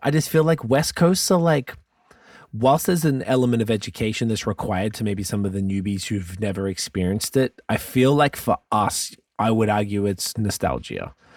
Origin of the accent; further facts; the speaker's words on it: Australia; moved away; I'm from Australia